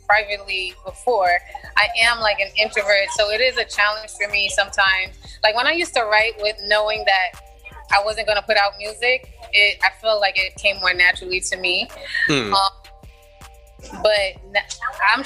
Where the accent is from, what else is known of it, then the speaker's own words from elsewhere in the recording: New York City, New York, United States; also born or lived in East Orange, New Jersey; for my whole life, I lived in Brooklyn. Mm-hmm. My mind, I'm a Brooklynite